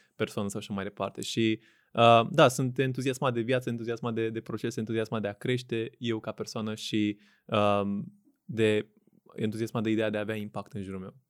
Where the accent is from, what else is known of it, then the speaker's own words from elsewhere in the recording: Craiova, Dolj, Romania; moved away as an adult; also born or lived in Bucharest; născut uh-huh. în Craiova, în uh-huh. 93. Um, am copilărit în Craiova până la 18 ani când am venit la facultate la București